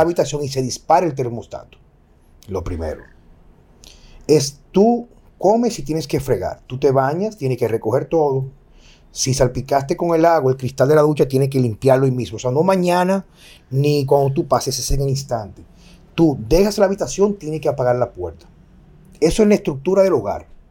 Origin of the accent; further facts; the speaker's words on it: Dominican Republic; yo elijo vivir en mi país